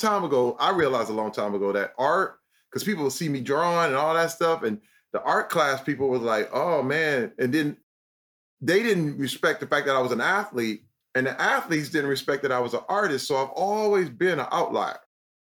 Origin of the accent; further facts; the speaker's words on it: Flint, Michigan, United States; growing up in Flint, I used to get clowned for talking white